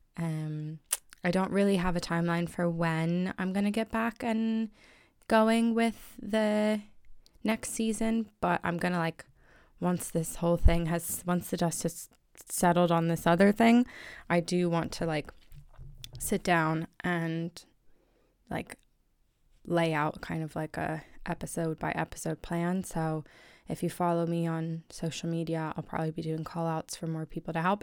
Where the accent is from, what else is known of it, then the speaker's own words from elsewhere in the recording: United States; now in Ireland; I'm American in Ireland